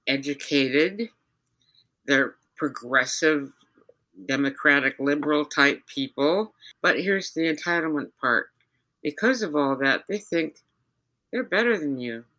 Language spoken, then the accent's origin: English; United States; accent: Yankee; also born or lived in Georgia (implied South); now in Minnesota, United States; my Yankee accent